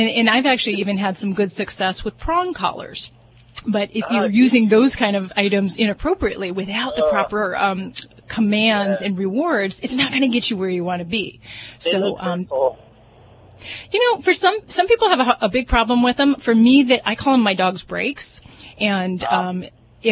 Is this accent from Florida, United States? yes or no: no; Las Vegas, Nevada, United States; I'm from Vegas